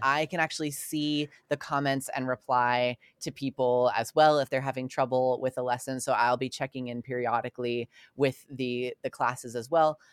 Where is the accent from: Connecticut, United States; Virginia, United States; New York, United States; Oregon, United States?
New York, United States; Long Island; I grew up on Long Island